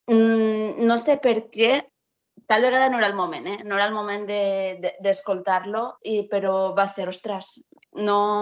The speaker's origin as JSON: {"language": "Catalan", "town": "Castellón de la Plana", "region": "Valencian Community", "country": "Spain", "said": "sóc de Castelló"}